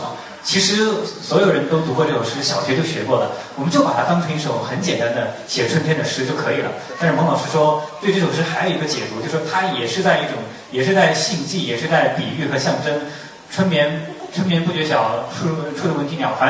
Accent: Hunan, China; 比比我们湖南人好像是差一点点哦。

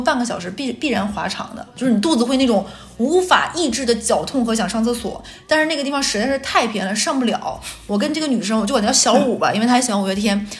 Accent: northern China, China; moved away as an adult; now in Shanghai, China; 咱们北方人

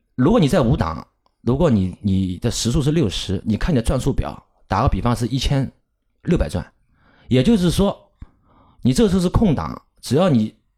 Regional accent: Shanghai, China; 我们上海话呢，如果通俗地说呢，我们不喊老司机的，我们是喊老驾驶

